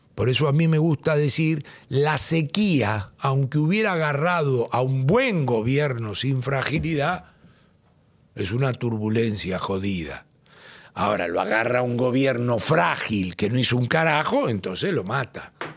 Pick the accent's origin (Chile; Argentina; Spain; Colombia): Argentina; cuando salí de la Argentina